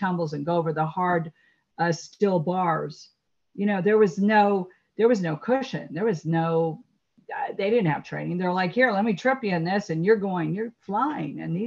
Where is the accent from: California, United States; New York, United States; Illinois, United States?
California, United States; La Crescenta; also born or lived in Los Angeles, California; born in Los Angeles and raised in La Crescenta, safe suburb, beautiful suburb